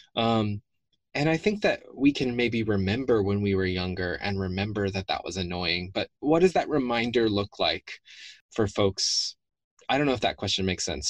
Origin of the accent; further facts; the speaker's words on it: the South, United States; the way that I grew up in the South